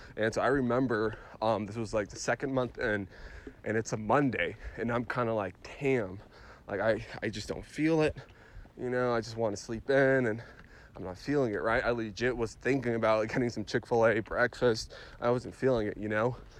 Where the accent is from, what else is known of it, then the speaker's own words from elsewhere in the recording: Phoenix, Arizona, United States; I'm from Phoenix